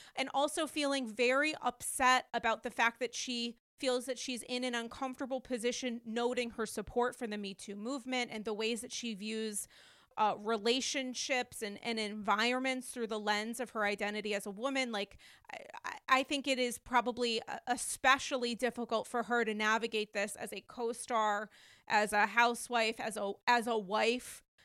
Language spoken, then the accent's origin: English; Rhode Island, United States; for many years growing up in Rhode Island